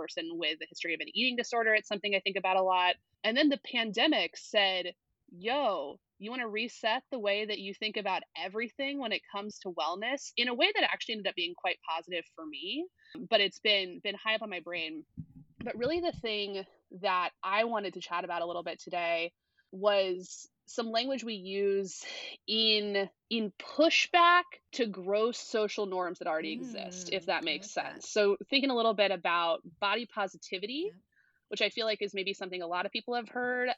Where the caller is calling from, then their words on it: Columbus, Ohio, United States; I am coming in from Columbus, Ohio. Actually, I think, like, several blocks away from where Nathaniel is.